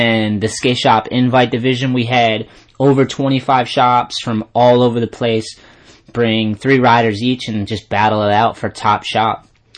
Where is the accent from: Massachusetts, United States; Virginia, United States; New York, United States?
Massachusetts, United States; Taunton; my hometown, Taunton, Mass